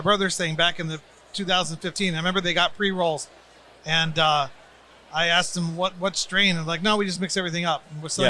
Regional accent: Arizona, United States; my home brands out of my home state

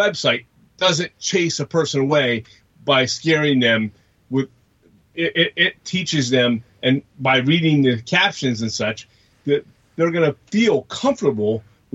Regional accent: Pennsylvania, United States; Pennsylvania, we're from Pennsylvania.

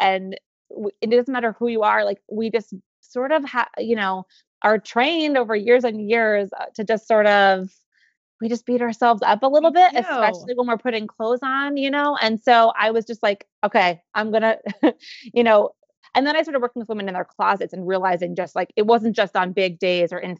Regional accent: New York, United States; accent: New Yorker; now in Northern California, United States; I'm from New York

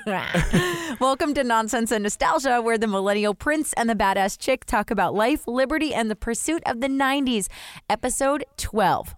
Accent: New Jersey, United States; I grew up in Jersey

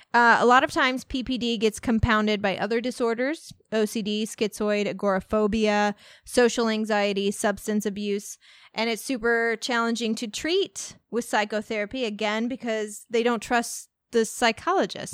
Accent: Walnut Hill, Illinois, United States; growing up in Walnut Hill, Ill-, Illinois.

